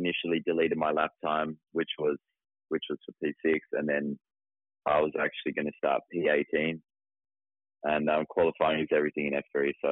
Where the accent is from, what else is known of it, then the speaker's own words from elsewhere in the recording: Tasmania, Australia; I'm from Tasmania, you know, it's raining bloody 24/7, so I'm used to the rain